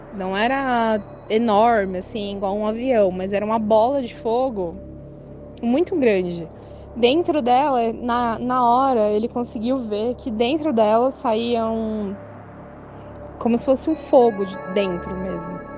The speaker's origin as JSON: {"language": "Portuguese", "town": "Guarulhos", "region": "São Paulo", "country": "Brazil", "said": "eu sou daqui de Guarulhos, São Paulo"}